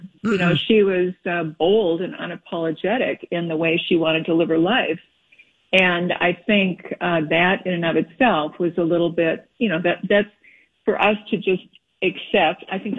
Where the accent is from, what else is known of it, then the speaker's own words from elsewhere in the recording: Minnesota, United States; we're all Minnesota girls here.